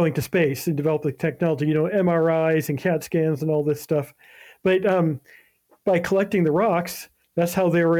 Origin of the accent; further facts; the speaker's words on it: Ohio, United States; moved away; go through Ohio. gotta mention that. It goes through my hometown